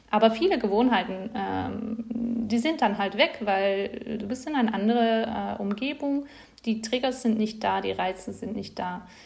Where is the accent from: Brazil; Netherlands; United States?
Netherlands; German is a second language; now in Leipzig, Germany; bin ich äh, nach Leipzig gezogen bin, äh, aus den Niederlanden, das ist ja nicht so spezifisch